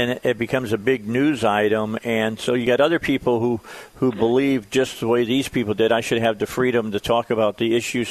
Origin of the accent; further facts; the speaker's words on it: right outside of Chicago, Illinois, United States; also born or lived in Gary, Indiana; now in Arkansas, United States; I'm a Midwestern. I grew up right outside of Chicago. I was born in Gary, Indiana